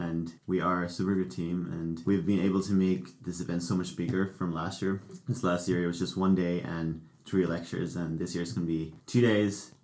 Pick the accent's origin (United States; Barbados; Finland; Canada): Finland; moved away; I'm originally from Finland